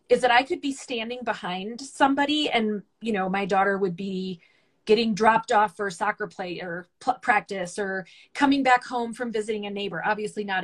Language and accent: English; the South, United States; mostly because I grew up in the South, and so there's this really big uh, emphasis on um, manners and politeness.